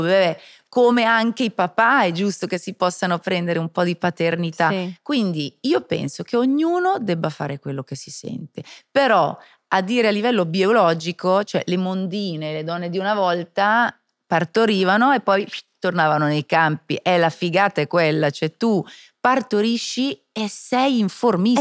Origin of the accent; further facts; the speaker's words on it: Switzerland; Io che sono svizzera